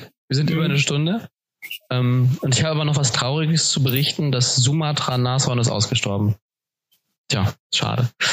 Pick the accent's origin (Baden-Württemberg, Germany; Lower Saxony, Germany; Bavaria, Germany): Lower Saxony, Germany; Cuxhaven; moved away as an adult; in eine WG zu ziehen in, in meiner Heimat, ähm, in Cuxhaven